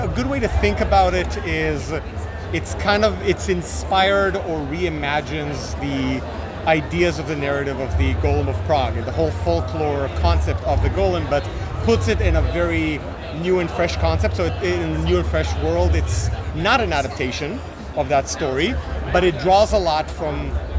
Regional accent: Israel; moved away; I'm originally from Israel.

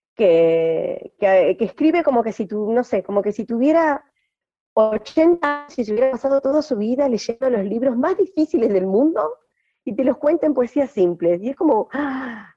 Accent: Gualeguay, Entre Ríos, Argentina; moved away as an adult; also born or lived in Ushuaia / Brazil / Lago Puelo; now in Paraje Entre Ríos, Argentina; yo nací en Gualeguay, Entre Ríos, en el 78. Ah, viví ahí hasta eh, los 24 años

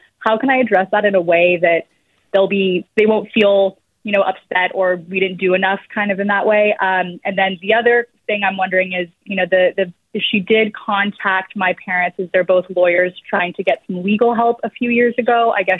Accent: Berkeley, California, United States; now in Florida, United States; I grew up in Berkeley in the Bay Area. I was adopted in a private adoption at birth. I'm turning 32 this year

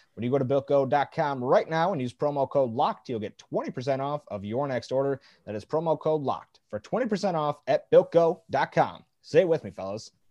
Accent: Detroit, Michigan, United States; growing up in Detroit

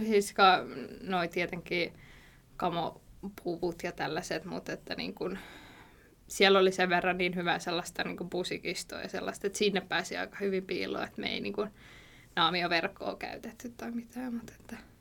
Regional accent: Valkeala, Kymenlaakso, Finland; now in Kouvola, Finland; mä oon Valkealasta, Toikkalasta kotosin, että siellä kasvanut

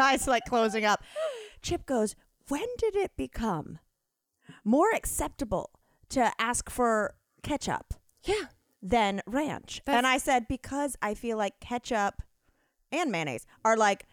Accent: the South, United States; we're both from the South

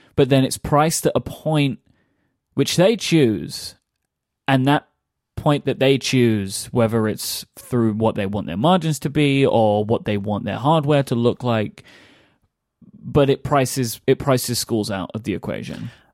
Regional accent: London, United Kingdom; I grew up in London

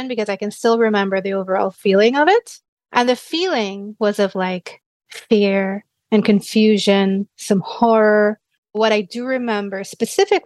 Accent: Trinidad & Tobago; I grew up in Trinidad.

